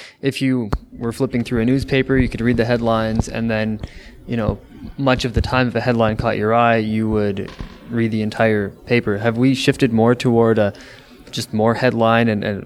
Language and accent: English; Toronto, Ontario, Canada; I'm from Toronto proper